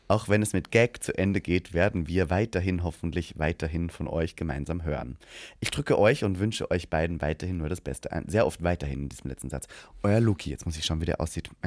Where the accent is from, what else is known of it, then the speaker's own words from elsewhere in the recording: Czechia; Ja, und ich bin ein Tscheche, der in Österreich lebt.